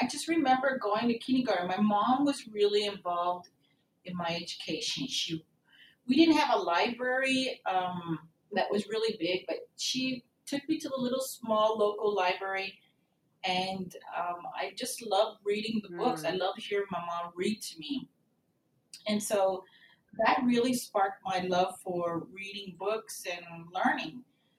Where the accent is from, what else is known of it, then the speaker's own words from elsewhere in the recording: King City, California, United States; also born or lived in Pine Canyon, California; now in Texas, United States; I grew up in a little small town in the Salinas Valley in California. The town is called King City, California.